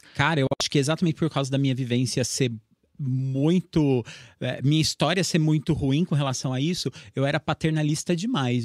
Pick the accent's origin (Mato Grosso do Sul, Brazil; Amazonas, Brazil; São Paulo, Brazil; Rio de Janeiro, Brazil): São Paulo, Brazil; Assis; daqui de Assis, que eu era, sou de Assis